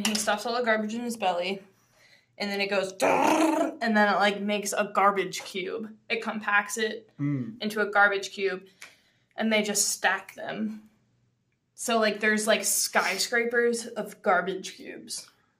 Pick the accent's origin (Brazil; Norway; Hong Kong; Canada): Canada; I'm Canadian.